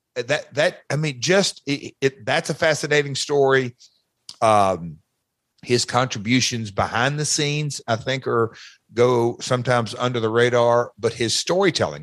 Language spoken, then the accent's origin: English; Nashville, Tennessee, United States; Nashville's my hometown. I grew up about, I don't know, eight minutes from the fairgrounds